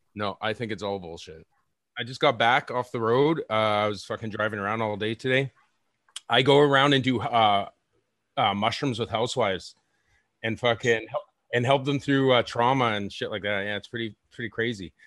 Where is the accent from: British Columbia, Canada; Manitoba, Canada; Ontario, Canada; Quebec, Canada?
British Columbia, Canada; Victoria; born or raised there; now in Vancouver, Canada